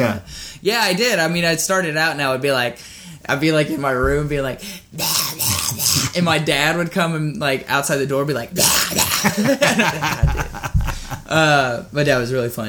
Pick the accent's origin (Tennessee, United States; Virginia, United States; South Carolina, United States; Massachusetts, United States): Tennessee, United States; Chattanooga; moved away as an adult; now in Nashville, United States; we had a music venue in my hometown called The Warehouse, and it was a Christian metalcore venue